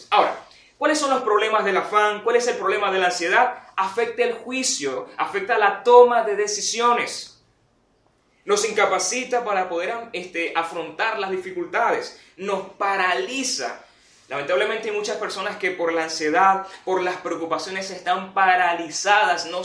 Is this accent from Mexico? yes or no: no; Venezuela; Y en nuestro caso como venezolanos creo que se sumarían otras situaciones aún más graves.